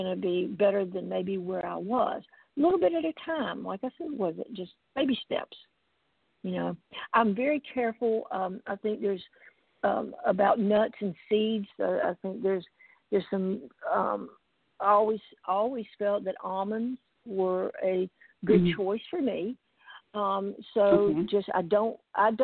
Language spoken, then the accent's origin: English; South Georgia, United States; I grew up in South Georgia